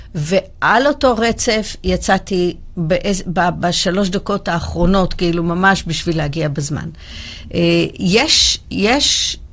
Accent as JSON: {"language": "Hebrew", "country": "Israel", "said": "אנחנו ישראלים"}